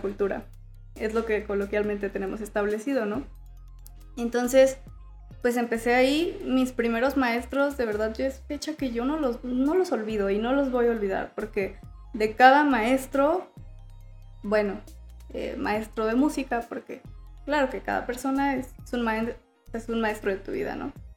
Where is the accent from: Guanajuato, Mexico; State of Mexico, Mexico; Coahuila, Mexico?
Guanajuato, Mexico; León; soy de aquí de León.